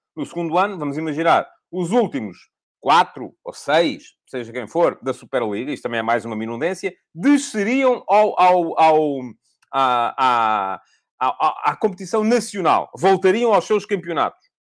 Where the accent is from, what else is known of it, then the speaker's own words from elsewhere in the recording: Corujo, Santarém District, Portugal; eu nasci em Corujo, o meu avô e a minha avó eram de Corujo também, no interior do distrito de Santarém